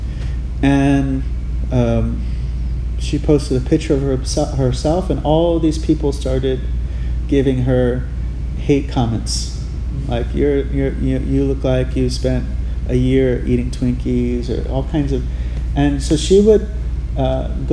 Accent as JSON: {"language": "English", "region": "Hawaii", "country": "United States", "tie": "born or raised there", "said": "I grew up in Hawaii"}